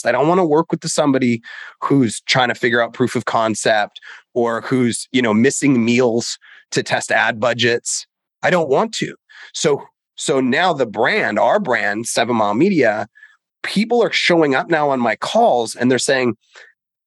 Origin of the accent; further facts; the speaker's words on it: Canada; I grew up in Canada